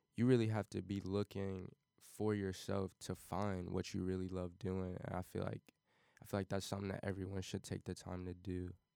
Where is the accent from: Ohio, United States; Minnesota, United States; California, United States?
Ohio, United States; Cincinnati; also born or lived in Wyoming, Ohio; I am originally from Cincinnati, Ohio, born and raised